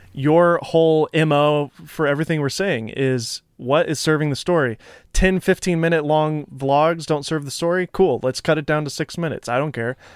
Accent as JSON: {"language": "English", "town": "Nashville", "region": "Tennessee", "country": "United States", "moved": "yes", "said": "I am from Nashville originally"}